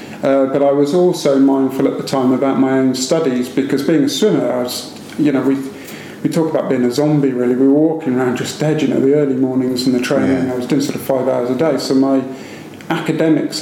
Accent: Cheltenham, South West England, United Kingdom; Hometown for me is Cheltenham in Gloucestershire. That was where I was born and brought up in Cheltenham.

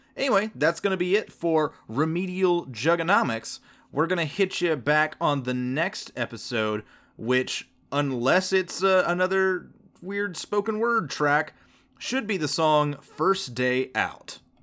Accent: the South, United States; born and raised in the South

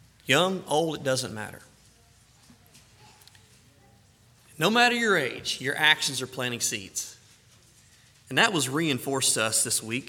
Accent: the South, United States; I'm from the South

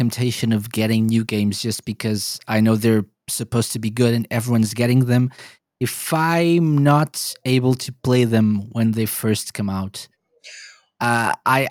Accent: Portugal; I'm from Portugal

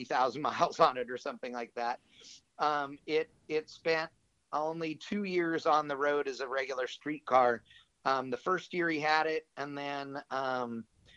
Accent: Fremont, California, United States; I grew up in Northern California, basically at Fremont Drag Strip.

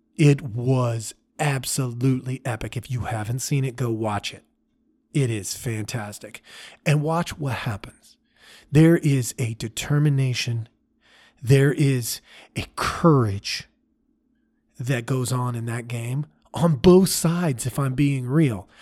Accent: Oregon, United States; As a young man growing up, I grew up in Oregon.

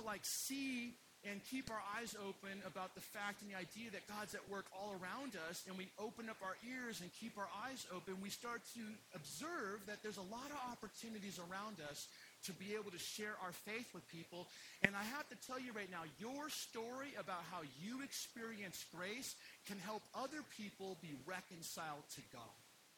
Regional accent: Utah, United States; So yeah, so I'm from Utah, and I just discovered my dad's suicide a few years ago.

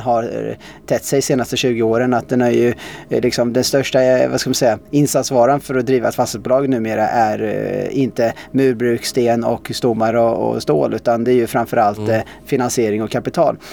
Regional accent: Tallboda, Östergötland, Sweden; also born or lived in Australia; sen så växte jag upp där

